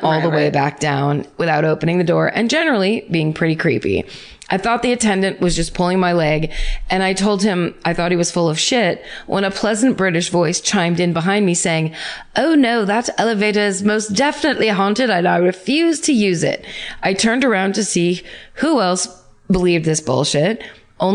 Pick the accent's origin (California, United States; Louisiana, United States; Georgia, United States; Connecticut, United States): Georgia, United States; Atlanta; Okay, so my hometown in Atlanta, Georgia. My hometown is Atlanta, Georgia